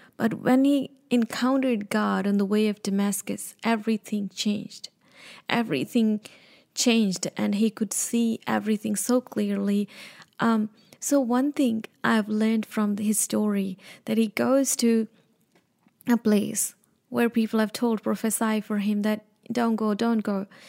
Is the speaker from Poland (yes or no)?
no; Punjab, India; moved away; I was born in India, North India. I'm a Punjabi